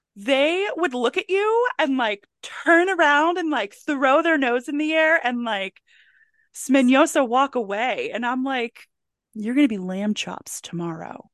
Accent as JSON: {"language": "English", "area": "Howard County", "region": "Maryland", "country": "United States", "tie": "born or raised there", "said": "where I grew up in Howard County, Maryland"}